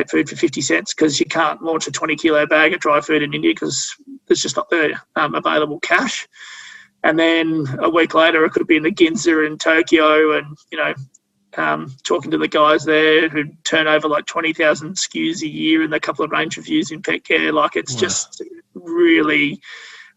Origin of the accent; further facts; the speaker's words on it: Australia; when you're growing up in Australia